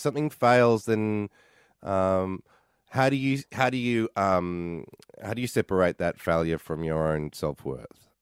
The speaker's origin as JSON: {"language": "English", "town": "Mentone", "region": "Victoria", "country": "Australia", "tie": "born or raised there", "moved": "as an adult", "lives_now": "New York, United States", "said": "I grew up in Mentone"}